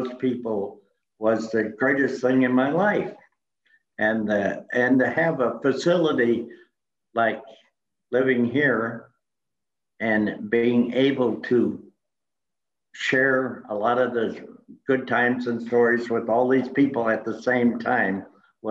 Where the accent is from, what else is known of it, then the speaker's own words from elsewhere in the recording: Iowa, United States; now in Lakeway, Texas, United States; I went to Iowa, in my hometown